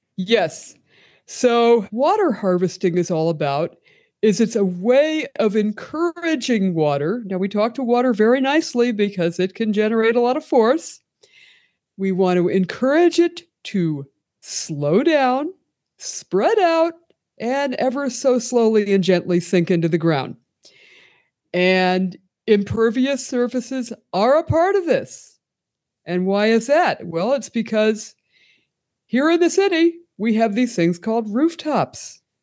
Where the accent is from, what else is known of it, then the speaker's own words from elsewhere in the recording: Pennsylvania, United States; moved away as an adult; now in Tucson, United States; I'm originally from Pennsylvania